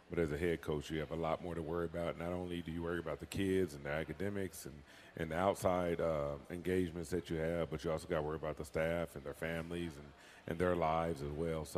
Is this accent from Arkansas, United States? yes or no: no; Texas, United States; moved away; I'm from Texas